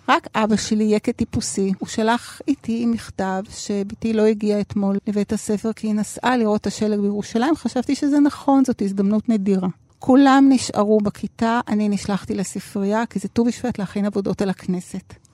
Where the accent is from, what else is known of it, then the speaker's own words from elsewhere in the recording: Tel Aviv, Tel Aviv District, Israel; גדלתי בתל אביב, הייתי ילדה רגילה, לימודים, בלט, תנועת נוער, נגינה, כמו שצריך.